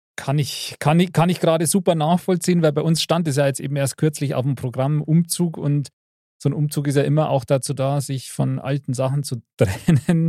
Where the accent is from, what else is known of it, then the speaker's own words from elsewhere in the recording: Bavaria, Germany; bei uns in Bayern